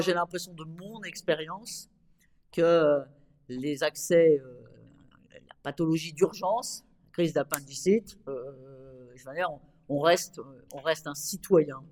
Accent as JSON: {"language": "French", "region": "Normandy", "country": "France", "said": "J'étais euh, sur une liste municipale dans ma ville, à Rouen, parce que moi je viens de Normandie"}